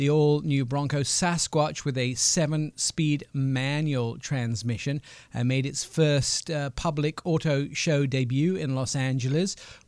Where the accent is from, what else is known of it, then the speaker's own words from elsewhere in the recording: England, United Kingdom; I'd have looked like the white pasty boy that I am from England.